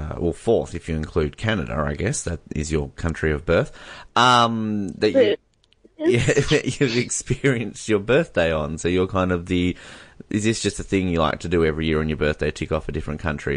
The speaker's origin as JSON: {"language": "English", "region": "Tasmania", "country": "Australia", "said": "where are you from? Tasmania."}